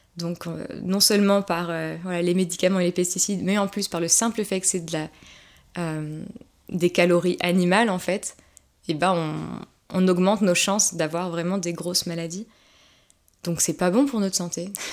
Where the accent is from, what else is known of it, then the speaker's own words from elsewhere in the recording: Haute-Savoie, Auvergne-Rhône-Alpes, France; je viens de Haute-Savoie